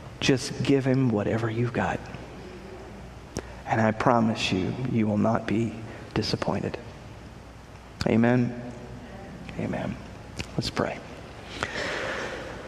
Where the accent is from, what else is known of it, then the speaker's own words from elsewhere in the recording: Texas, United States; moved away; the church I grew up in back in Texas